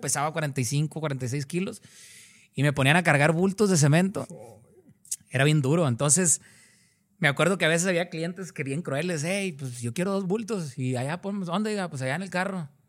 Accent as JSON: {"language": "Spanish", "town": "Cadereyta Jiménez", "region": "Nuevo León", "country": "Mexico", "said": "Yo soy de un lugar que se llama Cadereyta Jiménez, Nuevo León"}